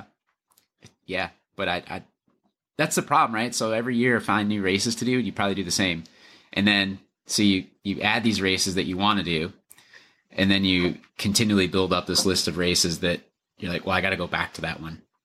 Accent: Lower Michigan, United States; now in Minnesota, United States; I grew up in Lower Michigan

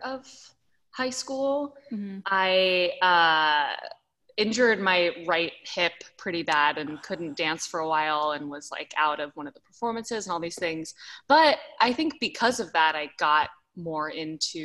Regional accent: Dallas, Texas, United States; moved away as an adult; I was born in Dallas, Texas

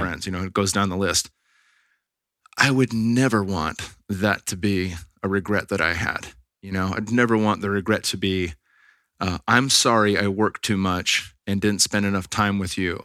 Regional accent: Bay Area, California, United States; we're from the Bay Area

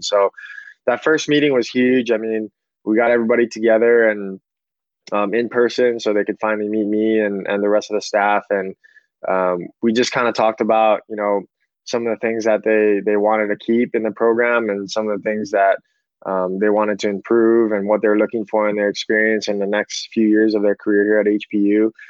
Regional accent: Hawaii, United States; also born or lived in Sacramento / Menlo College; born and raised in Hawaii.

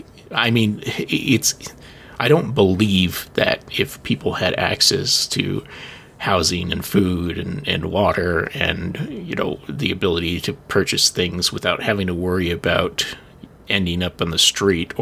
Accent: United States; as an American

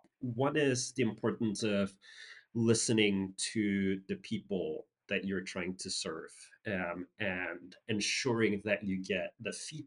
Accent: Singapore; I grew up in Singapore

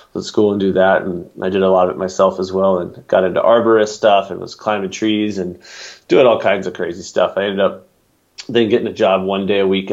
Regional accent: Atlanta, Georgia, United States; also born or lived in Aspen, Colorado / Crested Butte, Colorado / Breckenridge, Colorado; now in Boulder, United States; I grew up in Atlanta

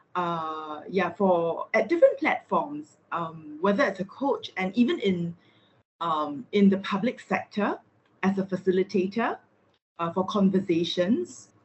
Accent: Singapore; I'm from Singapore

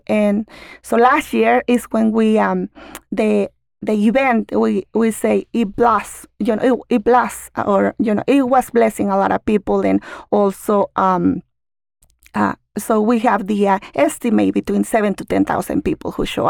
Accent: Oaxaca, Mexico; now in Utah, United States; I told her I'm from Oaxaca.

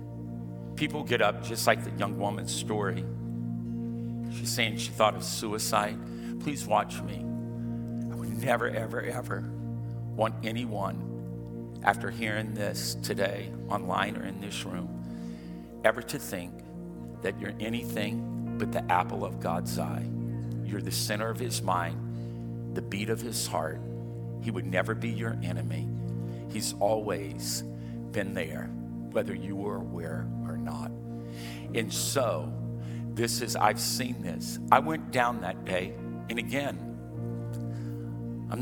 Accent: Louisiana, United States; I'm from Louisiana

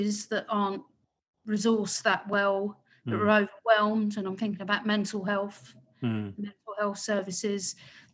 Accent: London, United Kingdom; as a Londoner

